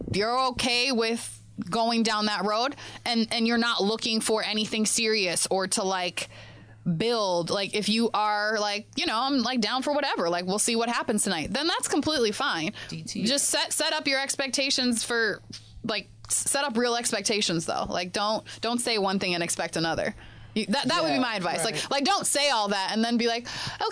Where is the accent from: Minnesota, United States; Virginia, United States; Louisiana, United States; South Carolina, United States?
Minnesota, United States; Minneapolis; also born or lived in Jamaica; now in New York City, United States; originally Jamaica, and I grew up in Minneapolis